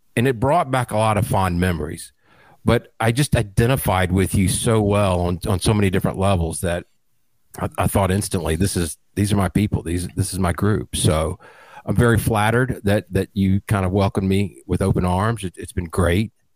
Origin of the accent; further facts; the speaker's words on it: middle Georgia, United States; also born or lived in Atlanta, Georgia; born and raised in the Atlanta area, actually grew up in a small town in middle Georgia